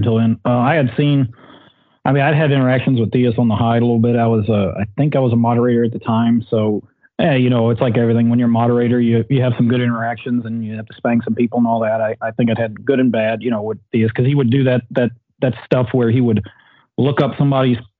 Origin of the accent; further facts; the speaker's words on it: Southern Virginia, United States; I'm a redneck from Southern Virginia